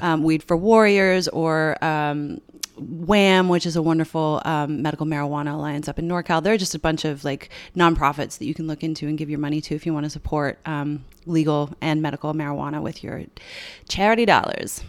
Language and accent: English; Newfoundland and Labrador, Canada; moved away; I grew up in Newfoundland